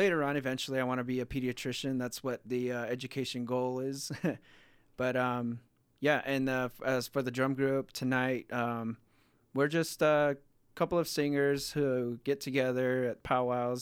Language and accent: English; Salt Lake City, Utah, United States; I was born and raised here in Salt Lake City